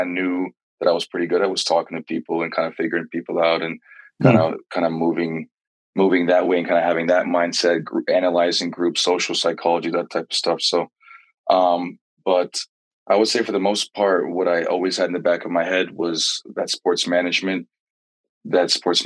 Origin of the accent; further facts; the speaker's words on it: Maryland, United States; growing up in the DMV area, soccer is one of our passions over here